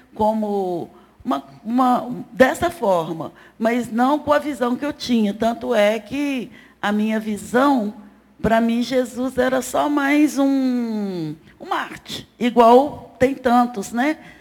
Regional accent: Belo Horizonte, Minas Gerais, Brazil; Eu sou de Belo Horizonte, nascida e criada aqui

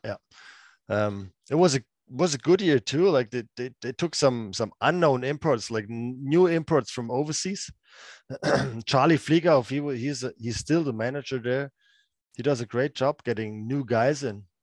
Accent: Freiburg, Baden-Württemberg, Germany; play for my hometown team, um, being the captain of the team

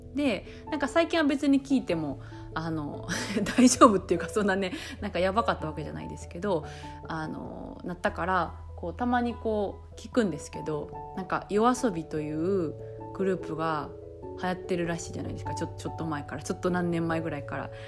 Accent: Japan; moved away as an adult; now in France; 日本生まれ、日本育ちの私

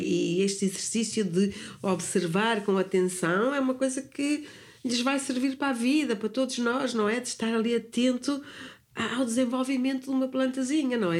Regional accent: near Sintra, Lisbon, Portugal; moved away as an adult; also born or lived in London, United Kingdom; eu nasci no campo nasci ali perto de Sintra

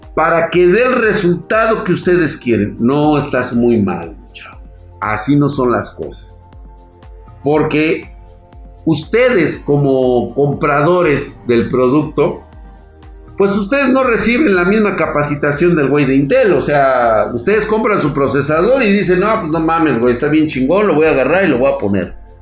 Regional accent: Mexico; yo soy mexicano

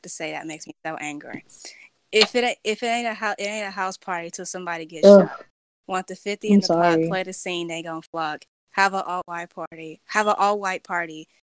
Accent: California, United States; I'm from California. I live in California

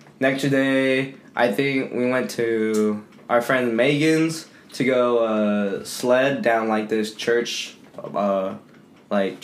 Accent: Texas, United States; I'm from Texas.

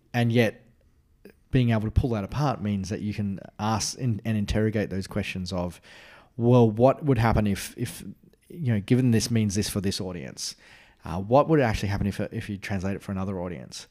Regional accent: Australia; As an Australian

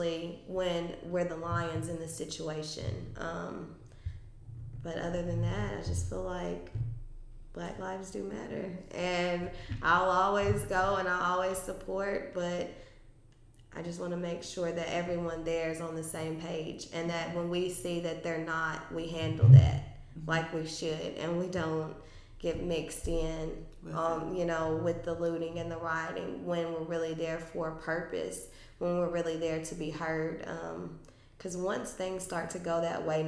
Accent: Franklin County, Tennessee, United States; I'm from Franklin County

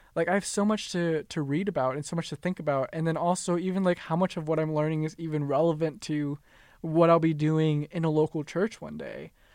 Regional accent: Minnesota, United States; I was born born and raised in Minnesota

